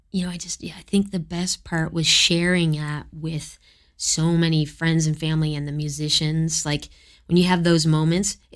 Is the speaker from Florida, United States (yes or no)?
yes; Florida, United States; born there; U.S. citizenship because I was born in Florida.